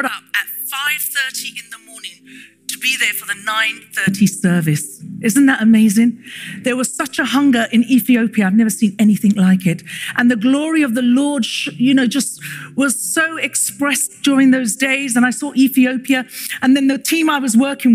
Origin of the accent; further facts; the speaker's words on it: London, United Kingdom; I was born and raised in London.